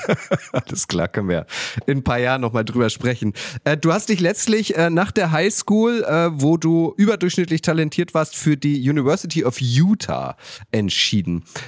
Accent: Germany; als Deutscher, der mit dem Fußball aufgewachsen ist

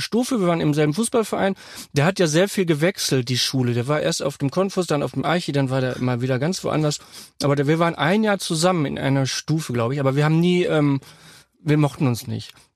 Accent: North Rhine-Westphalia, Germany; ich bin ja Westfale

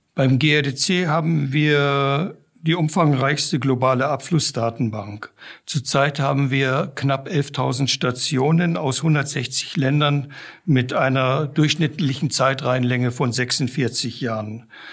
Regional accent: Namibia; moved away as an adult; also born or lived in Giessen, Germany / South Africa; now in Germany; Ich bin in Namibia aufgewachsen, einem trockenen Land

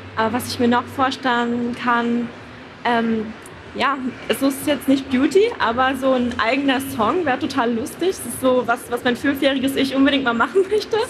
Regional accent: Rostock, Mecklenburg-Vorpommern, Germany; Also ich komme aus Rostock, das ist in Mecklenburg-Vorpommern

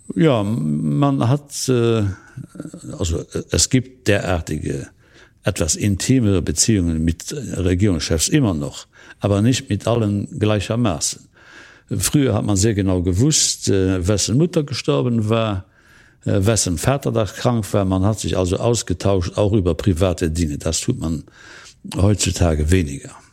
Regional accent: Luxembourg; als Luxemburger

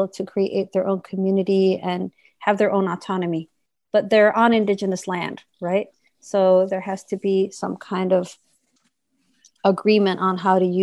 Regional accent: Buffalo, New York, United States; also born or lived in Santiago, Chile; now in Washington, D.C., United States; my family moved to the United States. And I grew up in Seneca territory, Six Nations territory in Buffalo, New York

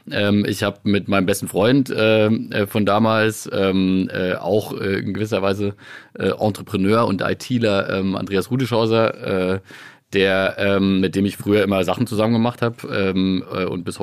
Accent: Biberach an der Riss, Baden-Württemberg, Germany; freut mich natürlich auch sehr, dass du direkt erstmal mit meiner Heimat anfängst. Äh, dazu muss man tatsächlich wissen, dass wir äh, äh, in Biberach an der Riss ja ein großes Pharmaunternehmen haben

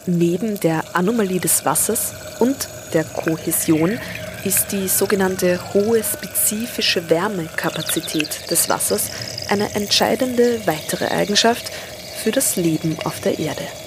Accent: Vienna, Austria; Auch ich bin in den Donauauen aufgewachsen, und zwar in den Wiener Donauauen

